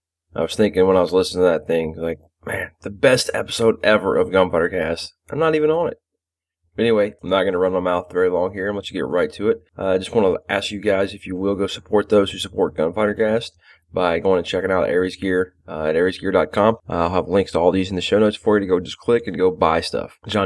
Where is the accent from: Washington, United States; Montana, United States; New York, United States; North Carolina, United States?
North Carolina, United States; down here in North Carolina, right here in my hometown.